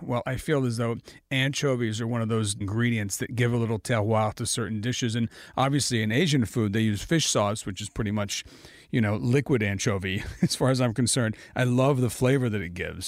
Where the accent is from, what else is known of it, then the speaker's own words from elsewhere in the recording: Italy; now in United States; I grew up in Italy, you know, and I would be sitting in the countryside in Italy. As a kid